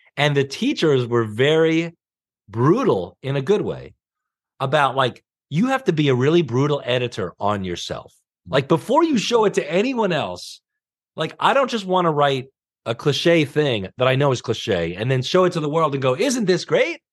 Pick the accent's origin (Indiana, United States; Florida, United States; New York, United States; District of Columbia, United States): New York, United States; Long Island; moved away as an adult; also born or lived in Greenpoint, Brooklyn; I grew up in Long Island